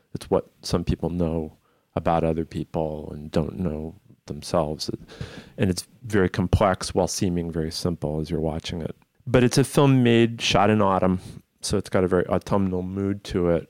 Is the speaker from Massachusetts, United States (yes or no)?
yes; Massachusetts, United States; I grew up in Massachusetts, albeit on the other end of it, but still, you know, I wasn't in Boston